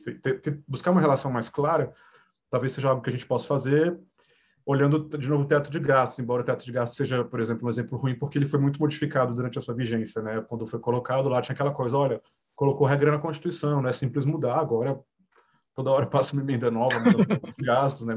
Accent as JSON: {"language": "Portuguese", "town": "Brasília", "region": "Federal District", "country": "Brazil", "said": "sou de Brasília, né, Universidade de Brasília"}